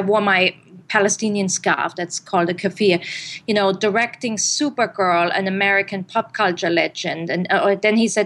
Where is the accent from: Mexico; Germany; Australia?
Germany; English is a second language; now in United States; I grew up in Germany